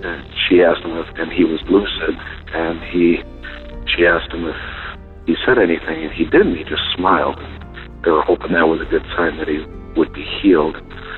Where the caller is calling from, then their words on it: Michigan, United States; I'm the nurse from Michigan. Calling on April 15th, mainly in praise